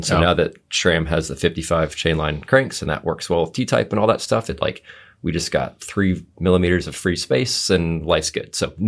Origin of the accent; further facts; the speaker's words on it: Alaska, United States; That's the Alaska area code. I grew up in Alaska, and I'm just holding it with me.